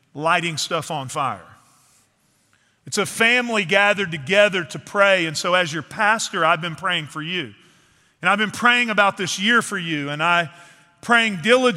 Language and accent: English; East Texas, United States; moved away; I grew up in East Texas in the piney woods.